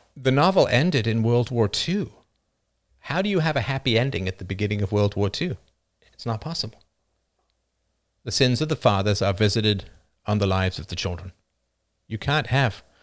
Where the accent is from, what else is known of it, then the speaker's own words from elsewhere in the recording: Ireland; moved away; also born or lived in North America; I wasn't born in North America. I was born in Ireland